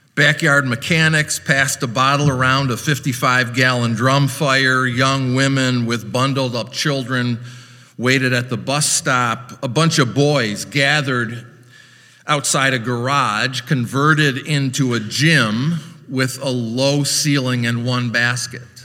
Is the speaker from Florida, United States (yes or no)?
no; Orange City, Iowa, United States; moved away as an adult; also born or lived in Chicago; I was a greenhorn from Iowa